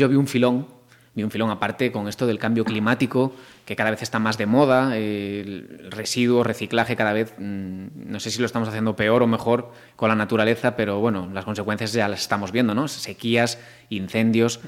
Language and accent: Spanish; Marín, Galicia, Spain; moved away as an adult; now in Madrid, Spain; soy yo